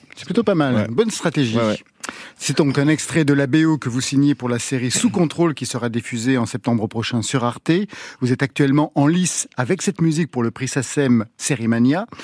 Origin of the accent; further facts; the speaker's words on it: Auvergne-Rhône-Alpes, France; je suis auvergnat et je danse pas à la bourrée